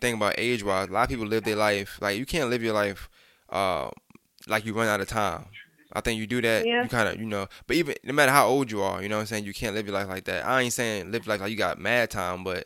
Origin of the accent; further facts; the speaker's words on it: New York, United States; I'm from New York